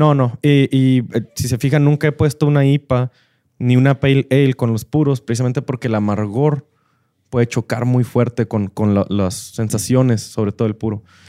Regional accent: northern Mexico, Mexico; somos muy norteños, muy de carne asada

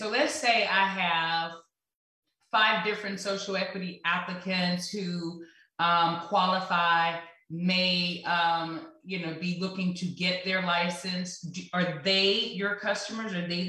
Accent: the Bible Belt, United States; I'm from the Bible Belt

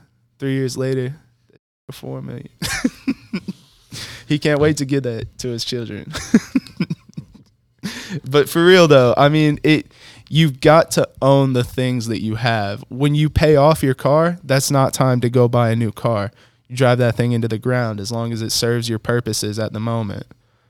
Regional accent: Detroit, Michigan, United States; I'm from Detroit, Michigan. Don't play with me.

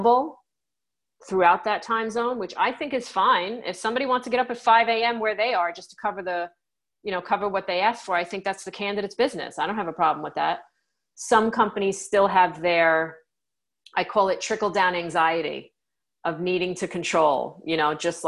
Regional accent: New York, United States; I'm a New Yorker

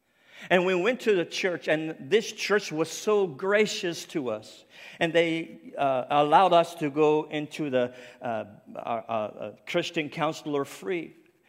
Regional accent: Nova Scotia, Canada; accent: Cape Breton; I said, I'm not. I'm from Cape Breton Island. There's a big difference, you know. And we have our own accent, for sure.

